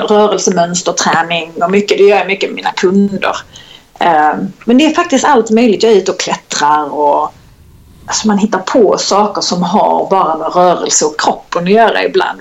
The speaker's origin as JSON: {"language": "Swedish", "town": "Kristianstad", "region": "Skåne", "country": "Sweden", "tie": "born or raised there", "accent": "Skånska", "moved": "yes", "said": "jag är född och uppvuxen i Kristianstad"}